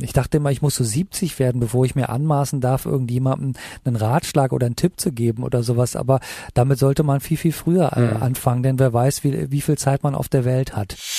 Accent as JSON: {"language": "German", "region": "North Rhine-Westphalia", "country": "Germany", "tie": "born or raised there", "also_born_or_lived": "Italy / Los Angeles", "moved": "yes", "lives_now": "Berlin, Germany", "said": "am Niederrhein, äh, wo ich geboren bin, äh, aufgewachsen bin und dass ich äh, auf einem katholischen Gymnasium für Jungen war"}